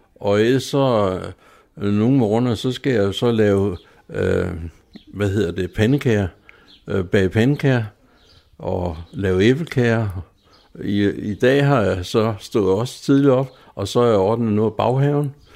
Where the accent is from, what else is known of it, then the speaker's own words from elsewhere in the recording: Zealand, Denmark; som sjællænder som, og som øh, jøde